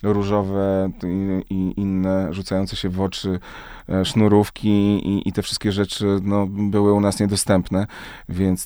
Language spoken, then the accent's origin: Polish; Krotoszyn, Greater Poland, Poland; moved away; ja wychowałem się w małym mieście w Krotoszynie, w Wielkopolsce